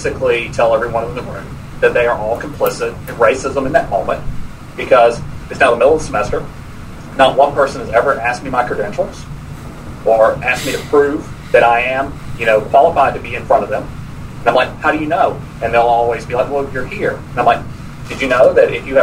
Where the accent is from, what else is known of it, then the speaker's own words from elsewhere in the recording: Georgia, United States; now in Tallahassee, United States; I'm also from Georgia